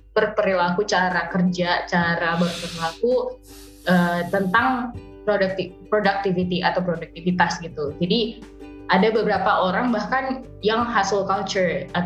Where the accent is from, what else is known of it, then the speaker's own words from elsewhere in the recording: Sulawesi, Indonesia; also born or lived in Tangerang; uh, ya Sulawesi besarnya sampai SMA gitu. Jadi walaupun aku bukan asli Sulawesi atau walaupun aku lahir lahirnya Tangerang, tapi ya aku besar dengan budaya Sulawesi gitu kan.